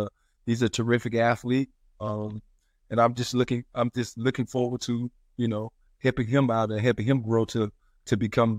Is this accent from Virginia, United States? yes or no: no; South Carolina, United States; Well, South Carolina. I'm from South Carolina, so I'm living in South Carolina. That's my home base.